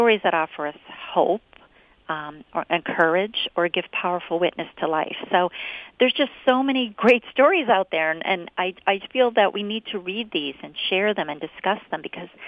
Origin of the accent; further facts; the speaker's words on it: Scranton, Pennsylvania, United States; I was born and raised in Scranton